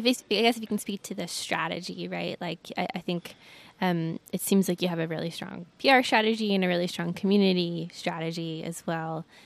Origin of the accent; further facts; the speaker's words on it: Atlanta, Georgia, United States; also born or lived in New York; now in Asheville, United States; I'm from Atlanta